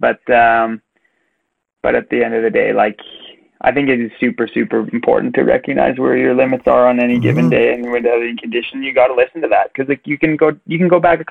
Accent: Canada; as a Canadian myself

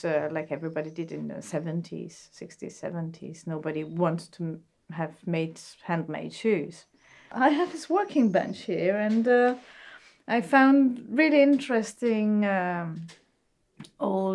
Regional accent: Bregenz, Vorarlberg, Austria; moved away; I was born in Austria in a small city called Bregenz, which is on the Lake of Constance in the west of Austria, close to the Swiss border.

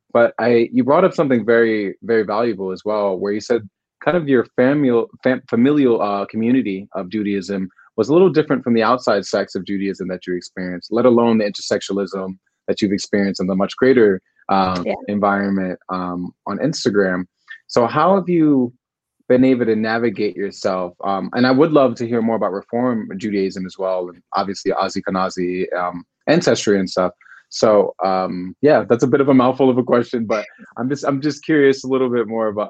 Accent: United States; I am American. I'm from the States

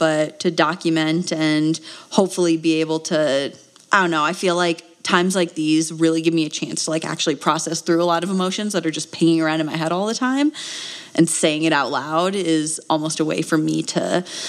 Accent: Wisconsin, United States; now in Flagstaff, United States; I am from Wisconsin originally

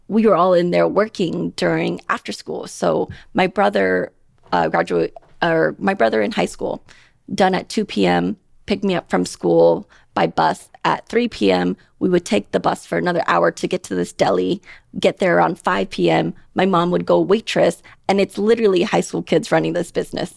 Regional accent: Portland, Oregon, United States; moved away as an adult; also born or lived in Thailand; now in Las Vegas, United States; I'm from Portland, Oregon

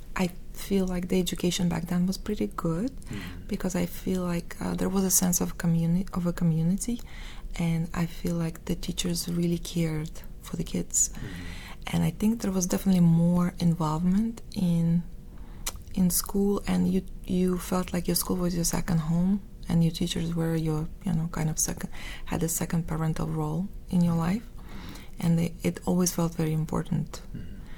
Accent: Moscow, Russia; accent: Russian; English is a second language; moved away as an adult; now in United States; I was born in Moscow

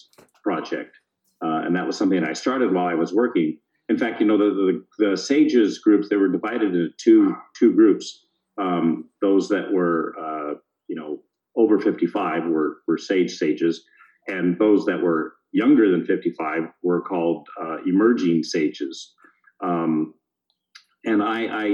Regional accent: California, United States; also born or lived in Bay Area / Central Valley / Mendocino County; now in Nevada County, United States; I'm a California native, born and raised in this state, and moved to Nevada County in 1991 after growing up in the Bay Area and Southern California

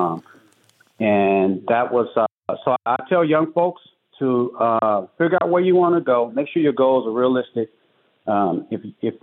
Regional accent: Chicago, Illinois, United States; moved away; also born or lived in Des Moines, Iowa; my mom moved back to Chicago, and which I was raised. That's where I was raised, on the South Side

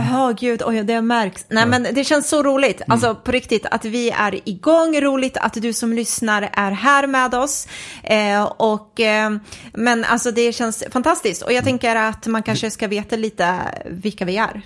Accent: Nacka, Stockholm County, Sweden; är uppvuxen i en förort i Stockholm, en förort som heter Fisksätra

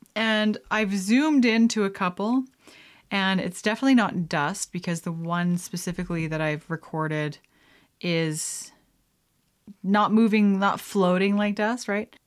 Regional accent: Canada; being a Canadian

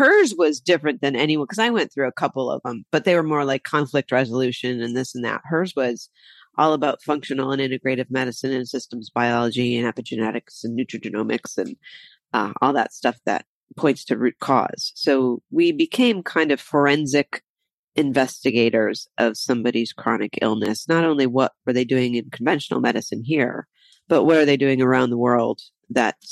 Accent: Ohio, United States; moved away as an adult; also born or lived in Michigan / Las Cruces, New Mexico; I grew up in Ohio

